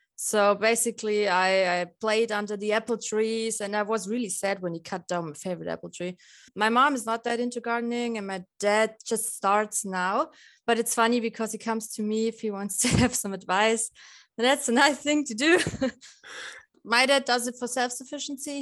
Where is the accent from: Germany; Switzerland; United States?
Germany; Lower Bavaria; now in Passau, Germany; I'm from Lower Bavaria